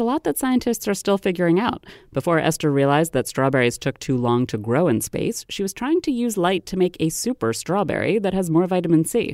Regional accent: Maryland, United States; my home state of Maryland

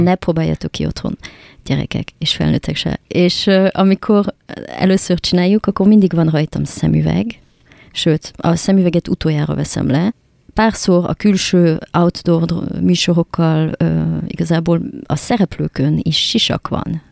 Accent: France; Hungarian is a second language; now in Hungary; francia vagyok

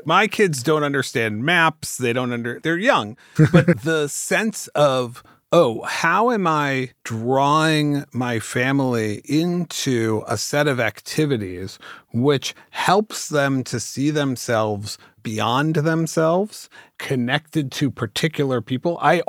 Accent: California, United States; I want to yes and it because I'm from the Bay Area, so we're going to yes

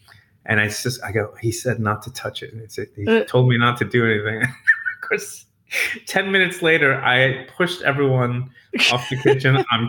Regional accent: New York, United States; moved away as an adult; now in Louisville, United States; I'm from New York.

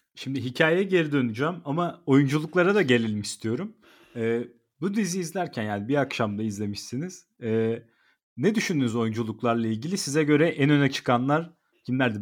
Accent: İzmir, Turkey; Ben de İzmirliyim.

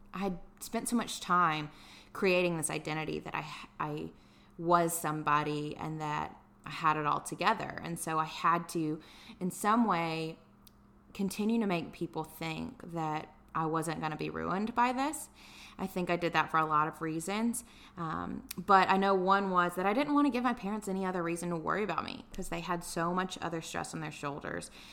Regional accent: Tuscaloosa, Alabama, United States; moved away as an adult; also born or lived in Dallas / San Diego; now in Atlanta, United States; I'm originally from Tuscaloosa, Alabama

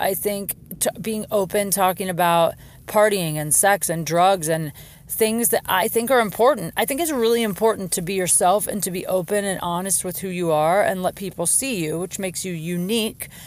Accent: Jackson Township, Ohio, United States; moved away; I'm in my hometown. Canton, Ohio. Technically, I'm not from Canton. I'm from a town called Jackson Township

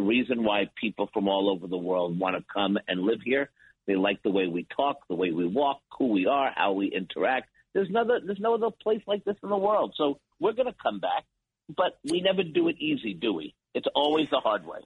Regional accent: New York City, New York, United States; I'm a kids from New York City growing up in Washington Heights

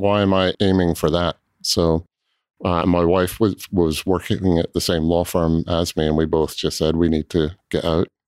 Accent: Scotland, United Kingdom; also born or lived in Southern California; now in Louisville, United States; I grew up in Scotland, um, and my family there had a small cooperage

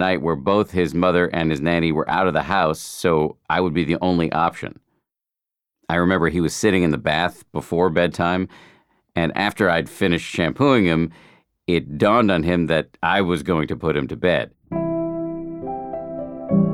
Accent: Boston, Massachusetts, United States; moved away; I grew up in Boston and my parents are still there.

